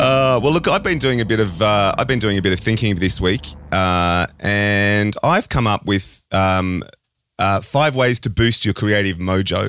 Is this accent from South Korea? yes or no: no; Australia; an Australian